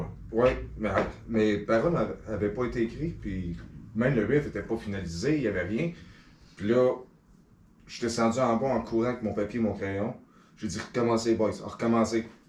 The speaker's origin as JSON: {"language": "French", "town": "Les Cèdres", "region": "Quebec", "country": "Canada", "tie": "born or raised there", "also_born_or_lived": "L'Île-Perrot", "said": "je suis un gars de Vaudreuil-Soulanges. J'ai grandi à Les Cèdres."}